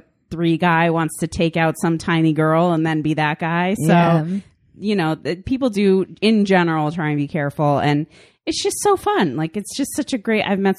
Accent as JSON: {"language": "English", "area": "East Coast", "region": "New England", "country": "United States", "moved": "yes", "said": "We're from the East Coast."}